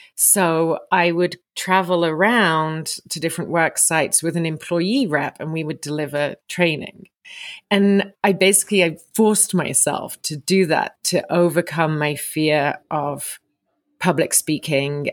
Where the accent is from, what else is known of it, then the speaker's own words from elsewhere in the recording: England, United Kingdom; moved away as an adult; also born or lived in Vancouver, Canada; now in Sun Peaks, Canada; I'm originally from England, but you find me today in Sun Peaks, British Columbia